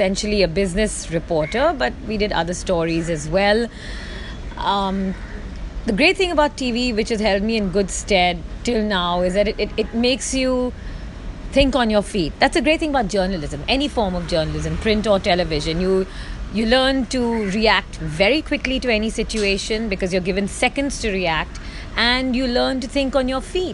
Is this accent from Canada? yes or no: no; India; I am Indian. I am from India.